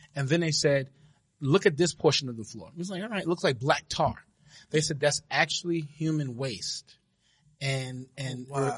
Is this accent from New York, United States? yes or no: yes; New York City, New York, United States; I'm from Brooklyn, New York, uh, born and raised